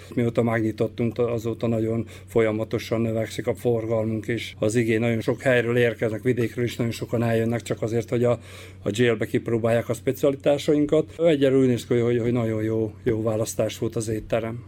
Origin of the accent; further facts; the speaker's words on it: Bačka Topola, Vojvodina, Serbia; moved away; a szülővárosomat is, én felnőttem Topolyán